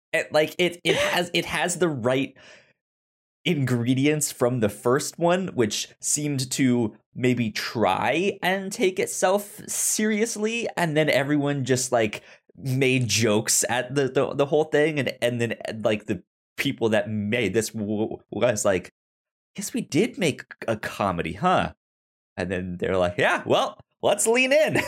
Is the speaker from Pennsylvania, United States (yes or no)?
no; St. Louis, Missouri, United States; I'm from Saint Louis